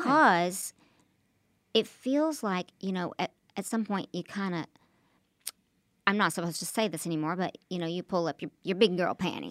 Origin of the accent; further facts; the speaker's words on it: Oklahoma, United States; moved away; also born or lived in New York / Los Angeles; I'm from Oklahoma